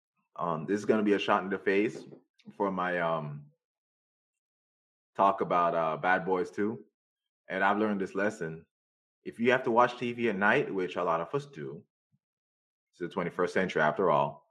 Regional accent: Jamaica; I'm Jamaican

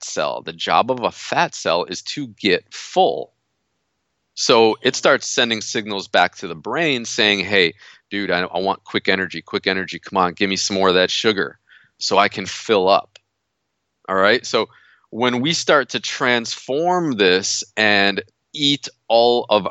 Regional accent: United States; moved away; I'm from New York originally

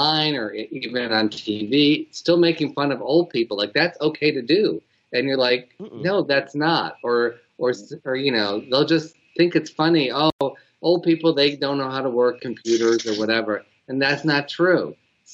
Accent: Detroit, Michigan, United States; we're both from Detroit.

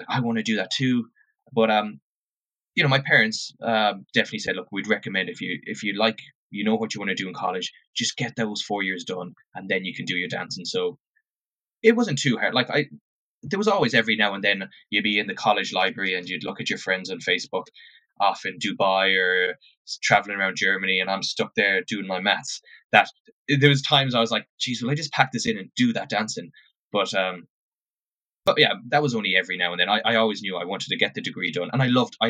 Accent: Oranmore, Connacht, Ireland; moved away as an adult; So I grew up in Oranmore, Mary Oranmore. So about half hour from Galway City. That's where I grew up and went to school in Oranmore.

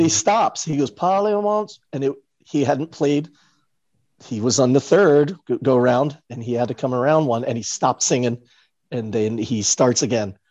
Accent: New York City, New York, United States; grew up near Broadway

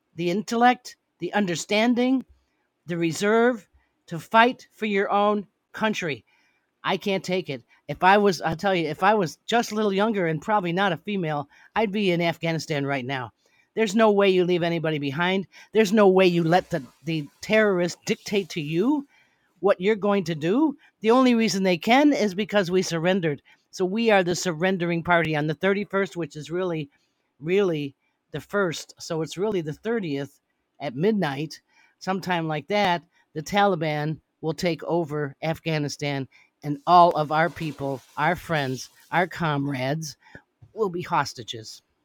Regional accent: United States; I am an American

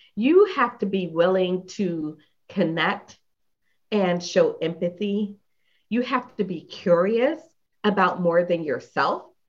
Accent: Philadelphia, Pennsylvania, United States; moved away; I am from Philadelphia originally

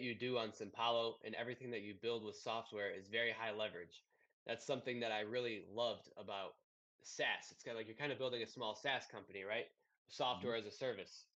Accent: Detroit, Michigan, United States; I'm from Detroit

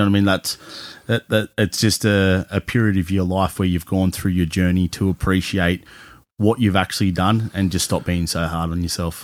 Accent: Cronulla, New South Wales, Australia; now in Newcastle, Australia; growing up in Cronulla

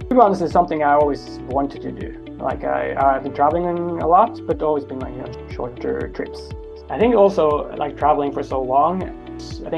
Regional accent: Oslo, Norway; also born or lived in Trondheim; I'm from Oslo. So I'm born and raised in the capital.

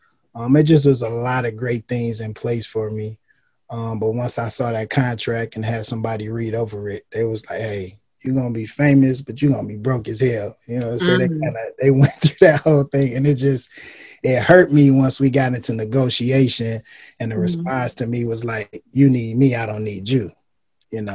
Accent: Detroit, Michigan, United States; moved away as an adult; also born or lived in Houston; I was born and raised in Detroit

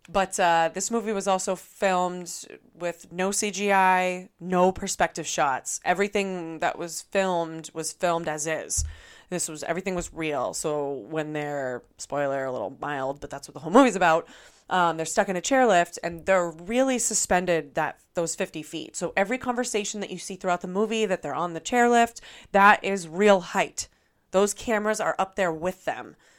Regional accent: Massachusetts, United States; I'm coming from Massachusetts

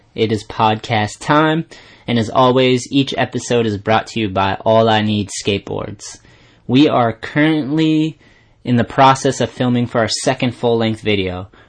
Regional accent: Taunton, Massachusetts, United States; my hometown, Taunton, Mass

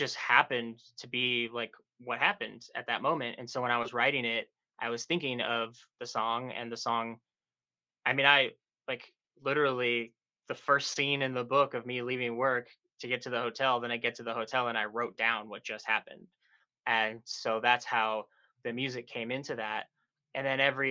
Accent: South Texas, United States; moved away as an adult; now in New York City, United States; I grew up in South Texas in a small little town

